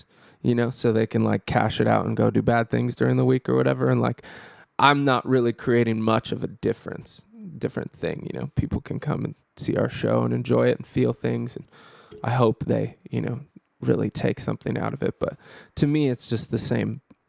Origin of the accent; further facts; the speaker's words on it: California, United States; No, I'm from Northern California.